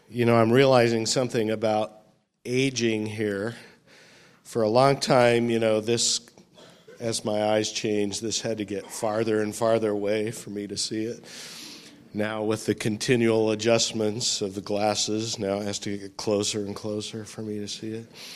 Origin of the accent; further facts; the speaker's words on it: California, United States; moved away as an adult; also born or lived in Florida; when I move back to my home state